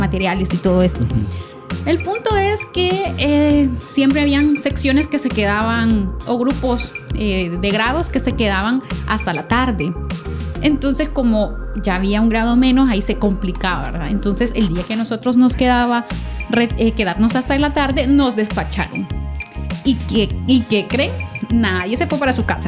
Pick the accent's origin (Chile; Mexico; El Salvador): El Salvador; nosotros que somos salvadoreños